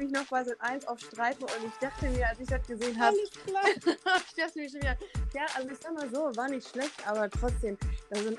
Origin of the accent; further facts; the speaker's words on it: Düsseldorf, North Rhine-Westphalia, Germany; ähm, ich komme aus Düsseldorf